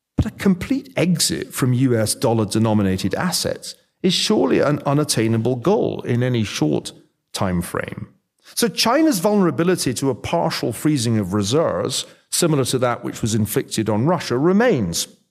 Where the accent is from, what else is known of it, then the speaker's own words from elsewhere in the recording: Scotland, United Kingdom; I'm from Scotland.